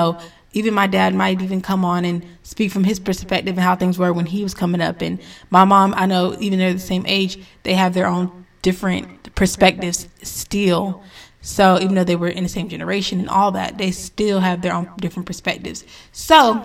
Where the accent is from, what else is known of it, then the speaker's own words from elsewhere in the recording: North Carolina, United States; also born or lived in Connecticut; once we moved to North Kakalaki